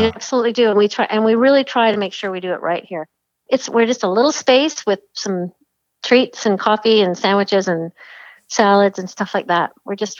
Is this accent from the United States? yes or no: no; Cobourg, Ontario, Canada; also born or lived in Toronto; I was raised in Cobourg. I think a lot of people think that I've just arrived, but I was raised in Cobourg.